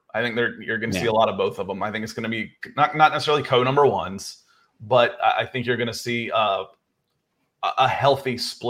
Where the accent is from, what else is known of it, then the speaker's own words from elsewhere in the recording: Atlanta, Georgia, United States; that's what was strange growing up in Atlanta, is you only got to watch your team when they were on the road in the 80s.